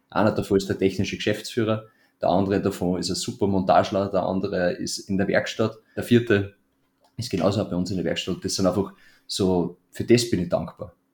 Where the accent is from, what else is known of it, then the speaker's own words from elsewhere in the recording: Melk, Lower Austria, Austria; Dieses Haus soll in Melk, in meiner Heimatstadt, auf das, auf das Areal kommen, wo jetzt gerade unsere alte Tischlerei noch steht.